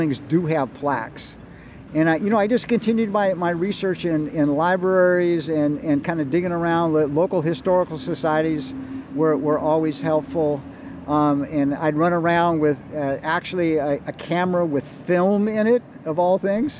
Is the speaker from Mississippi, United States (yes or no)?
no; Berkeley, California, United States; Berkeley's story, you know, my hometown